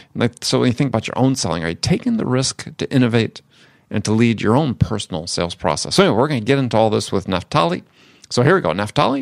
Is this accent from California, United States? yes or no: yes; California, United States; And I'm from California.